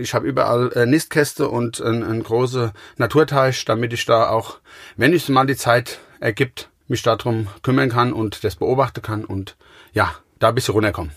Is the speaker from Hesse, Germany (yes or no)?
no; Gau-Bischofsheim, Rhineland-Palatinate, Germany; Ich komme aus Gaubischofsheim. Das ist ungefähr zehn Kilometer von Mainz